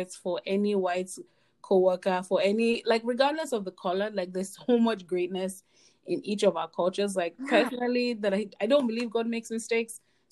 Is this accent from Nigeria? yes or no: yes; Lagos, Nigeria; moved away; I'm Nigerian and I'm from Lagos. Like I live in Lagos when I go back home.